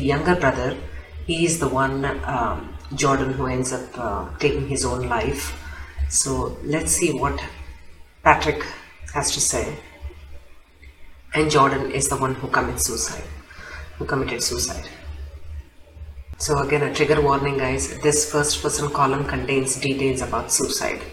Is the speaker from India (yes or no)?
yes; India; I am Indian